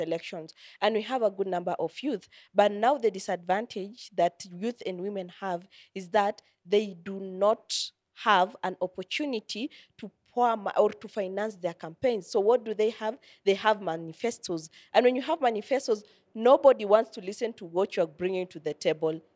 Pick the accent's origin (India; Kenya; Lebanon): Kenya; these are the values that I have as a Kenyan